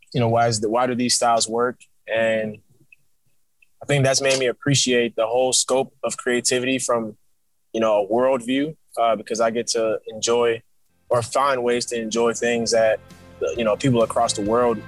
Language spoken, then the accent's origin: English; New York, United States; born there; because I was born in New York as well, you know